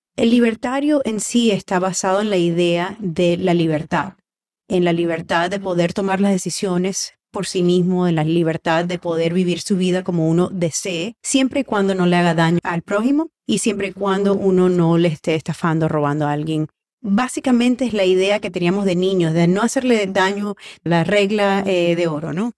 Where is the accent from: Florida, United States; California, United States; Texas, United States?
Florida, United States; Miami; also born or lived in Maracaibo, Venezuela; Viví 15 años aproximadamente entre Venezuela y los Estados Unidos, con 6 años seguidos en, Maracaibo, y de ahí he vivido aquí en Miami. Miami ha sido mi vida casi que toda la vida.